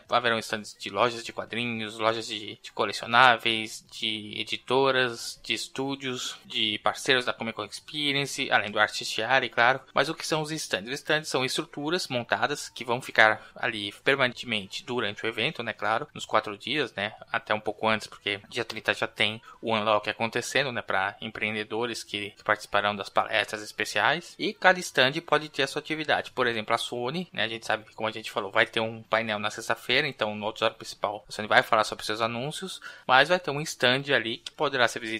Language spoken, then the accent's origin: Portuguese; Rio de Janeiro, Brazil; sou do Rio de Janeiro